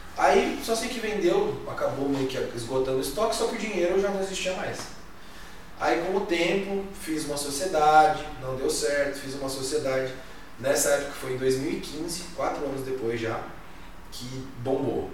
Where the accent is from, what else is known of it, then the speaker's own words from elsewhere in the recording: Jacareí, São Paulo, Brazil; moved away as an adult; also born or lived in Blumenau; morava do lado de Balneário Camboriú, mas o que me atraía era voltar pra Jacareí